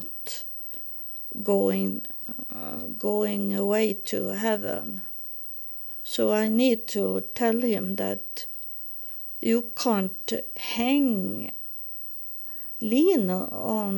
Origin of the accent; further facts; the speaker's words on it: Sweden; English is a second language; Here in Sweden, we have Paul in that we spell it Swedish, not English